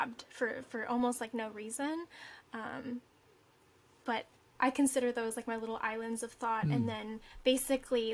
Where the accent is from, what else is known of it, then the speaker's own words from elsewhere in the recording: Omaha, Nebraska, United States; now in New York City, United States; my hometown